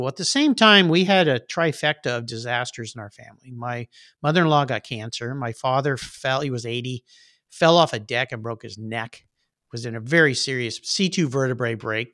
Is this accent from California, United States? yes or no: yes; La Jolla, California, United States; grew up in La Jolla, California, where there's lots of nice cars